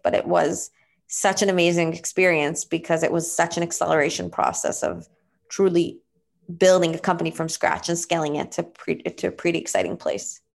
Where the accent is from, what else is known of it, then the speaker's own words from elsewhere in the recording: Israel; moved away; I was born and raised in Israel